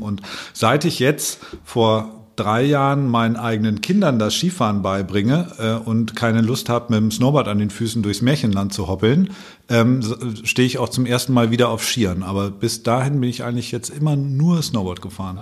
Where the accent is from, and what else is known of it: Allgäu, Bavaria, Germany; born or raised there; now in Hamburg, Germany